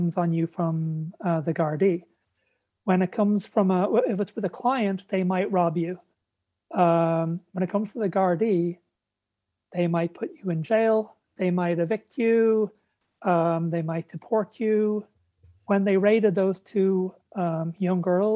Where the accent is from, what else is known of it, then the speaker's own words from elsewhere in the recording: Ireland; moved away as an adult; also born or lived in Texas; moving back to Ireland where I grew up.